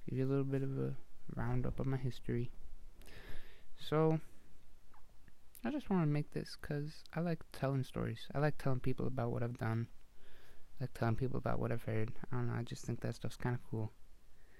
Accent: Canada; I'm from Canada

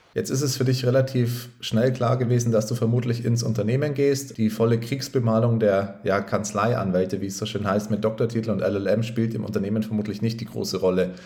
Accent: Upper Palatinate, Bavaria, Germany; Leo und ich sind auch bekennende Oberpfälzer

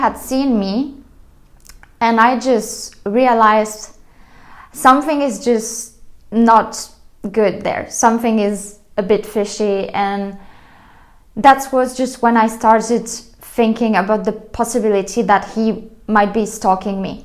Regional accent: France; moved away; I was coming from France

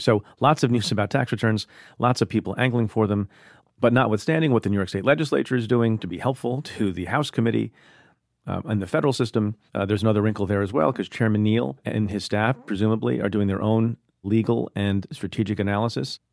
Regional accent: India; now in United States; I was born in India

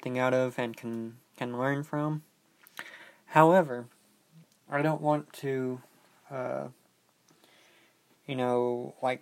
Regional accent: United States; we Americans

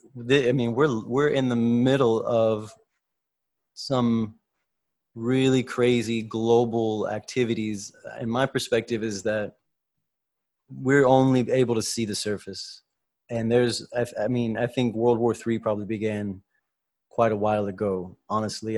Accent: United States; We're both from the United States

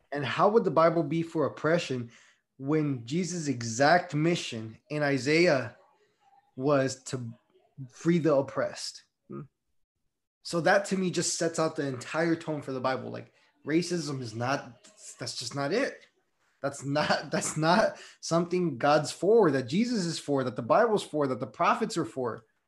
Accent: Las Vegas, Nevada, United States; I grew up in Las Vegas

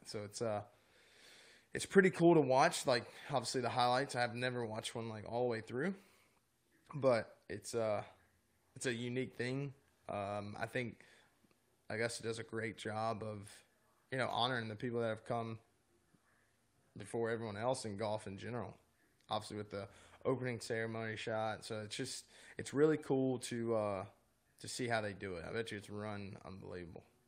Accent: North Carolina, United States; in North Carolina growing up

